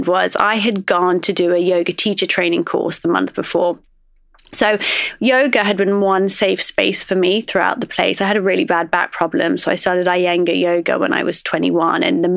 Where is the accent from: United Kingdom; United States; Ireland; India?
United Kingdom; Oxford, South East England; I grew up in Oxford and I would say that growing up, I was very much sort of an outsider. I'm Iraqi